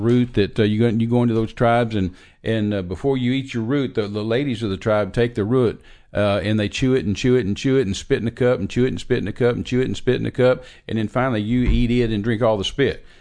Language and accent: English; Texas, United States; I'm an American. I was born in Texas.